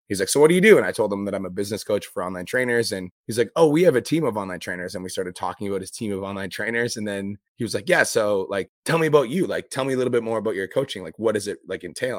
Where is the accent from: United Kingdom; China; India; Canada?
Canada; I'm here from Canada